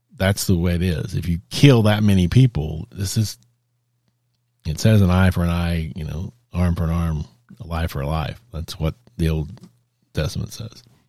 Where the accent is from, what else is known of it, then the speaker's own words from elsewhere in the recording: Texas, United States; I'm a native Texan.